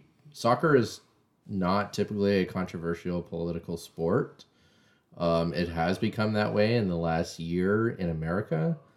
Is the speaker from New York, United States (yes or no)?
no; Oakland, California, United States; Again, I grew up in Oakland.